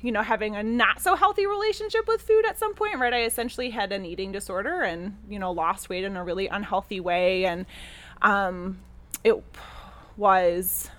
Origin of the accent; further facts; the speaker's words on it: Chicago, Illinois, United States; I grew up in Chicago itself, like downtown Chicago